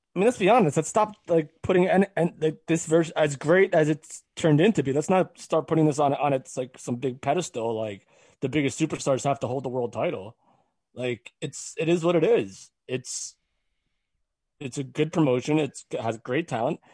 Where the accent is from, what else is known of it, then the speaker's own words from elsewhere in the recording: West Orange, New Jersey, United States; my hometown of West Orange, New Jersey